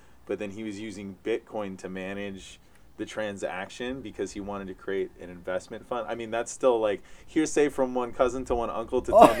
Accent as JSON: {"language": "English", "region": "Hawaii", "country": "United States", "said": "I think that's I felt on my journey of being Hawaiian on the mainland was that there's some weird self-doubt that we as a nation have had since the overthrow."}